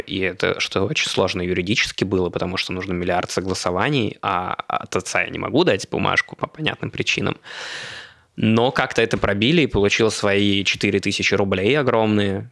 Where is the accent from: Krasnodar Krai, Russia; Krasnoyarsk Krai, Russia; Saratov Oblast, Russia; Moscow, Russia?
Moscow, Russia; also born or lived in Khabarovsk; Москвич, у которого в паспорте написано город Хабаровск, Хабаровского края